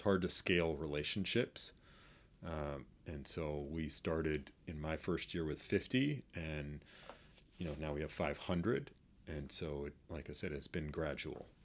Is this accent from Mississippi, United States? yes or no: no; Boston, Massachusetts, United States; growing up in Boston and being a basketball player